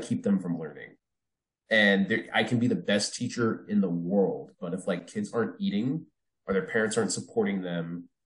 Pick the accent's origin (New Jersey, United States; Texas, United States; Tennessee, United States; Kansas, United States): New Jersey, United States; also born or lived in New York City; when I was a kid, I grew up in Jersey